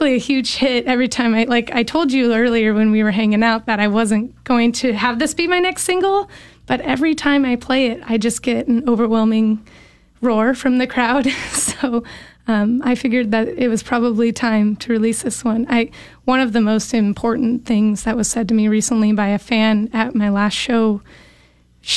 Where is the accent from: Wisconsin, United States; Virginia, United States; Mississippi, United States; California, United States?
California, United States; Bakersfield; moved away; We're all from Bakersfield, California originally